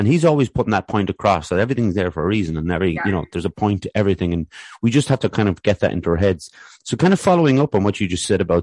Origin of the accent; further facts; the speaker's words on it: Athlone, Leinster, Ireland; growing up in Athlone here